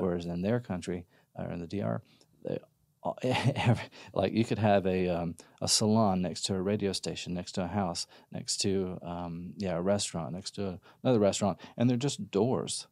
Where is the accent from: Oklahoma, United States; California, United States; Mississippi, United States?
Mississippi, United States; moved away as an adult; now in Austin, United States; I'm originally from Mississippi